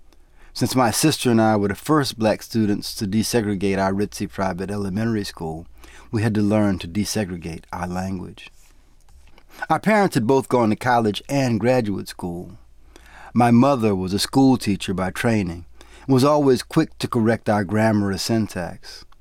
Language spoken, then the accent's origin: English; New Orleans, Louisiana, United States; I used to say I was from New Orleans, not from the South. I was proud of my city in a way that I wasn't proud of my state, my region, or even my country.